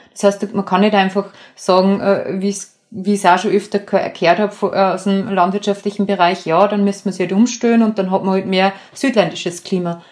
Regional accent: Mühlviertel, Upper Austria, Austria; moved away as an adult; now in Vienna, Austria; Ich bin äh, im Müllviertel aufgewachsen und wohne aber schon seit äh, 14, 15 Jahren äh, in Wien

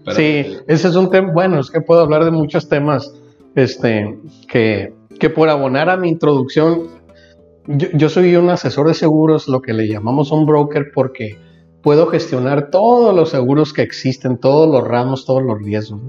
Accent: Mazatlán, Sinaloa, Mexico; also born or lived in Guadalajara; crecí eh, toda mi vida en Mazatlán, no obstante que nací en Guadalajara

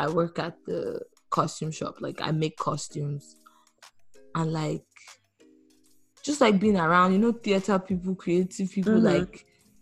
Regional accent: Nigeria; being a Black woman, being a Nigerian woman

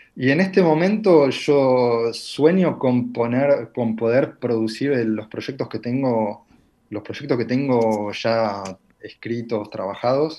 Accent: La Plata, Buenos Aires Province, Argentina; moved away as an adult; now in Paris, France

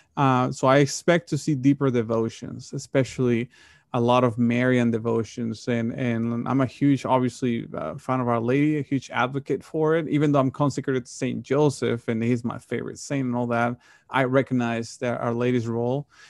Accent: Monterrey, Nuevo León, Mexico; moved away; the parish that, that I grew up in, Monterey, Mexico

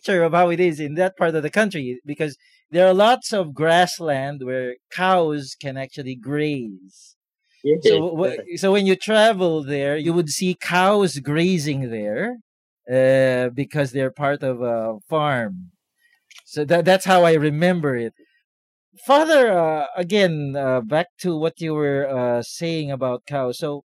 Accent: Philippines; So Nathan is from Australia. I'm from the Philippines. And Father is from Kerala, India.

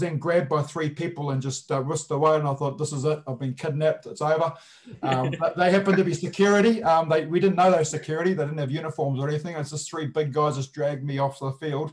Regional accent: Japan; now in New Zealand; I was born and raised in Japan.

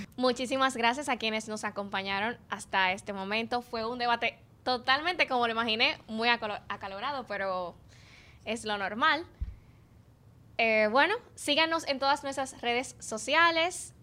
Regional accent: Dominican Republic; lo que tenemos en común los cuatro es que somos dominicanos

